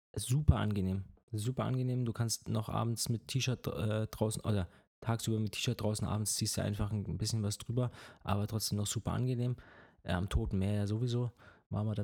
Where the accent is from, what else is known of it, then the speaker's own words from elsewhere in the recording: Germany; als Deutscher